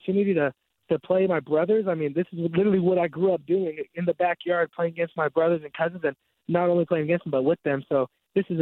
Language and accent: English; Tucson, Arizona, United States; moved away as an adult; also born or lived in Kalamazoo, Michigan; I am originally from Tucson, Arizona